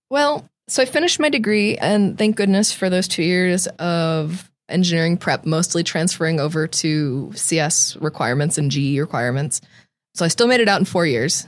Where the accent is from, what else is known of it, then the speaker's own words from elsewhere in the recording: Tracy, California, United States; I grew up in Tracy